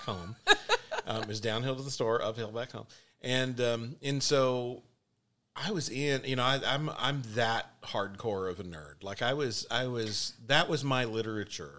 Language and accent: English; Texas, United States; I'm Texan